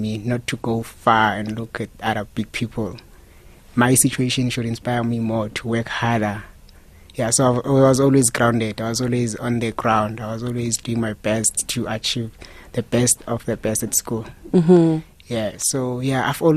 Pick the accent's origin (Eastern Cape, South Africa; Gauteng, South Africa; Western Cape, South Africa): Eastern Cape, South Africa; Aliwal North; moved away as an adult; now in Johannesburg, South Africa; I'm from Eastern Cape, Alwa North. It's a very small town close to Free State.